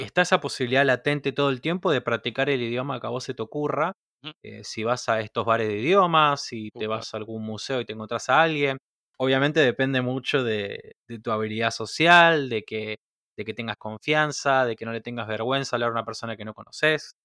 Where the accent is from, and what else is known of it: Argentina